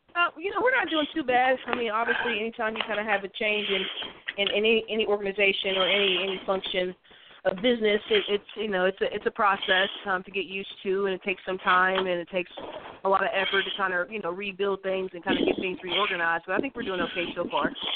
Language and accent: English; West Virginia, United States; I'm from West Virginia, you know, I'm a West Virginia native